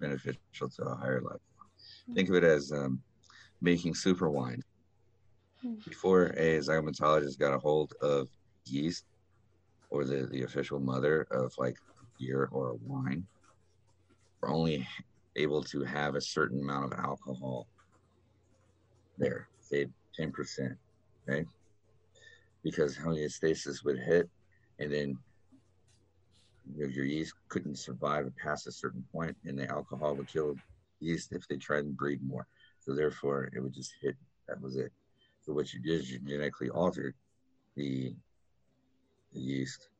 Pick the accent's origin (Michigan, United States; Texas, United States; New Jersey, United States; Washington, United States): Texas, United States; We are from Texas.